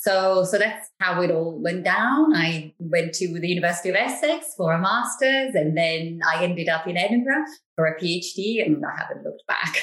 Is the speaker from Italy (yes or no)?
yes; Italy; accent: Italian; English is a second language; moved away; the English is not my first language, so to speak, right? So you can detect an accent, if you like. Maybe you can't immediately say that it's an Italian accent, but certainly you can say, you can hear that the English is not my first language.